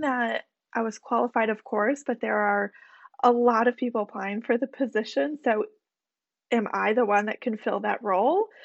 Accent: Michigan, United States; moved away as an adult; also born or lived in Alabama; now in New York City, United States; went to the University of Alabama after being born and bred in Michigan

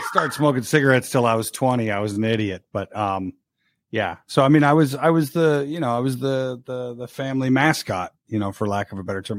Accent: Florida, United States; moved away; also born or lived in Rochester, Minnesota / Chicago; I hail from Rochester, Minnesota, and then uh, grew up in Florida

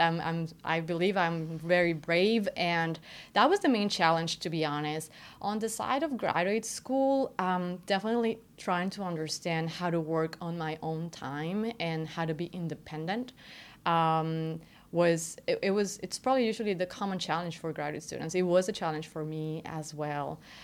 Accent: Querétaro, Mexico; moved away as an adult; now in United States; I was born and raised in Querétaro, Mexico

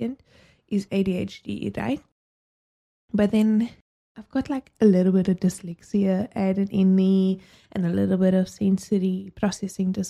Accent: South Africa; as a South African

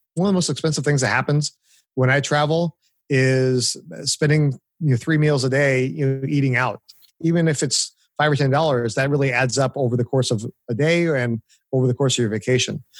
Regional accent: Orange County, California, United States; moved away as an adult; now in Nashville, United States; I grew up in Orange County, California. Uh, lived there pretty much all my life up until I moved two years ago to Nashville.

